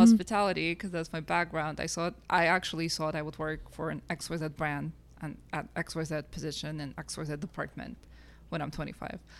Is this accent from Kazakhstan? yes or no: yes; Kazakhstan; now in Canada; I'm originally from Kazakhstan